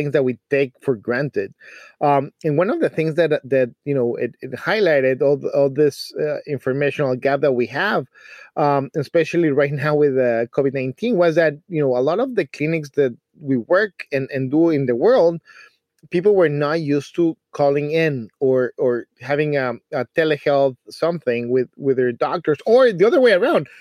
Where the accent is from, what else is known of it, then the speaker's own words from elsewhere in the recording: Mexico City, Mexico; moved away as an adult; I come from a small city. It's called Mexico City